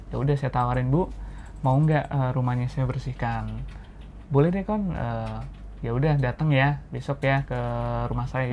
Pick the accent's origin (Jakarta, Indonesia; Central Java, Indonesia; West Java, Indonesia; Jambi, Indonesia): Central Java, Indonesia; Pekalongan; saya asal Pekalongan